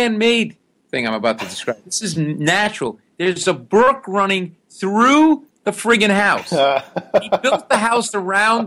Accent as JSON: {"language": "English", "region": "Rhode Island", "country": "United States", "tie": "born or raised there", "also_born_or_lived": "New York", "moved": "as an adult", "said": "my background is I grew up in Rhode Island, middle class Italian kid"}